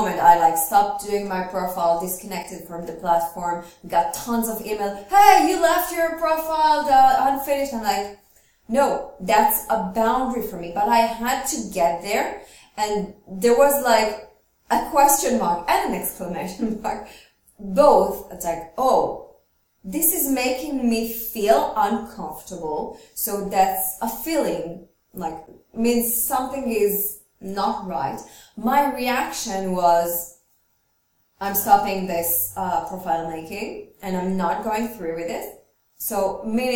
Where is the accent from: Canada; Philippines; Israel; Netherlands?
Israel; moved away as an adult; now in France; we come from Israel